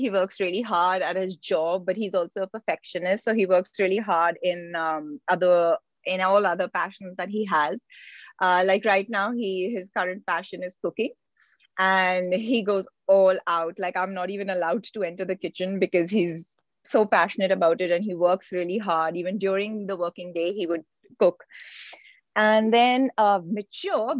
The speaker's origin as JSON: {"language": "English", "region": "Delhi", "country": "India", "tie": "born or raised there", "also_born_or_lived": "United States / Iran", "moved": "as an adult", "lives_now": "London, United Kingdom", "said": "I grew up in Delhi. I was born in the US and the first 4 years I lived in Iran. But since then, I've lived in Delhi."}